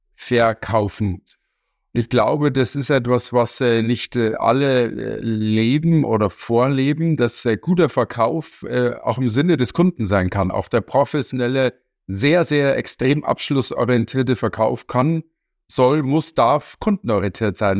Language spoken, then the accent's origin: German; Munich, Bavaria, Germany; Ich komme aus München